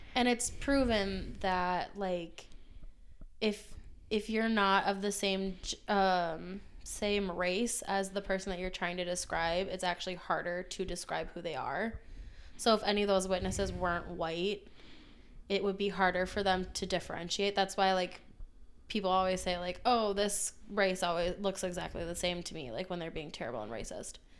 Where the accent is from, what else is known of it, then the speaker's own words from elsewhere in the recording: Minnesota, United States; we're from Minnesota